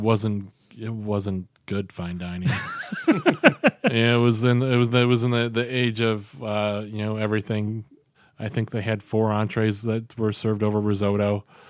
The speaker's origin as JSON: {"language": "English", "town": "Albion", "region": "New York", "country": "United States", "tie": "born or raised there", "lives_now": "Rochester, United States", "said": "I grew up in Albion."}